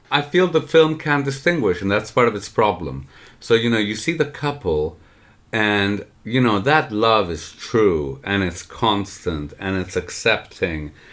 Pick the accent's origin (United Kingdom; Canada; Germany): Canada; I'm saying this as a Canadian